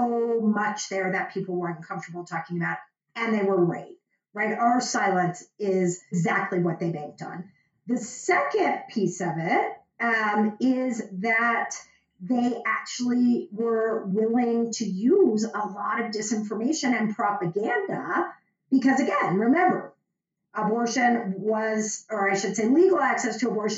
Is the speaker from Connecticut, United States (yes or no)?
no; Dallas, Texas, United States; moved away; I am from Dallas